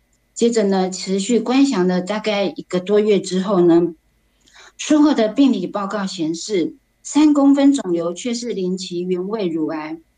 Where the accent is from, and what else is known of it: Taipei, Taiwan